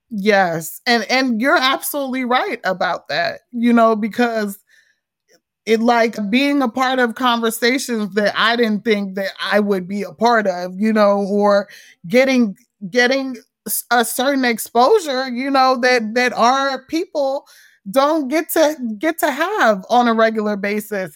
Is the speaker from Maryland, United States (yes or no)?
yes; Montgomery County, Maryland, United States; also born or lived in Frederick, Maryland; I'm from Montgomery County, Maryland, which is a lot more diverse.